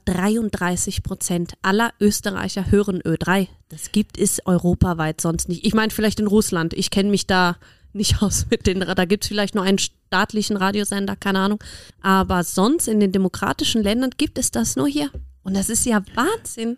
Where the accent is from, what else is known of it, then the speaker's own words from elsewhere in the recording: Germany; now in Austria; ich komme aus Deutschland